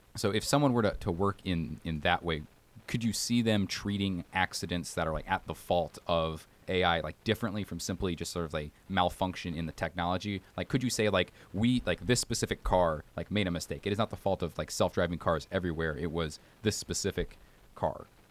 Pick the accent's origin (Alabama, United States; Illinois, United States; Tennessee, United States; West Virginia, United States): Alabama, United States; I'm from Alabama and we don't drive like maniacs